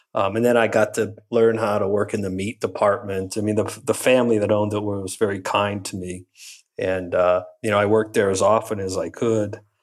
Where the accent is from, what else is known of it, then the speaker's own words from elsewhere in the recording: Western Pennsylvania, United States; moved away as an adult; also born or lived in Michigan; growing up in Western Pennsylvania